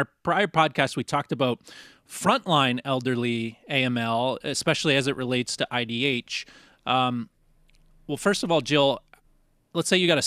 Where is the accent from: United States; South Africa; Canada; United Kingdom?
Canada; my Canadian heart